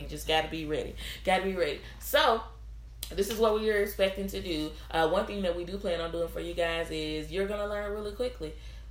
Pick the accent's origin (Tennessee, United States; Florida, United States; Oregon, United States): Tennessee, United States; Memphis; Also born and raised in Memphis, Tennessee.